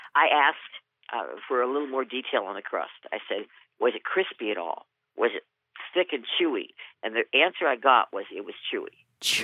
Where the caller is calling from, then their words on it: Brainerd, Minnesota, United States; I'm calling from Brainerd, Minnesota